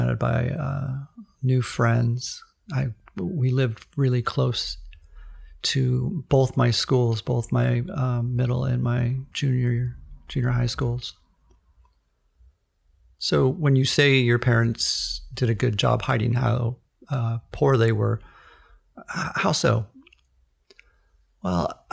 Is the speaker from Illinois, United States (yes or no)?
no; Redwood City, California, United States; I grew up in sort of a lower to middle class suburb of Redwood City, which is about 20 minutes south of the San Francisco area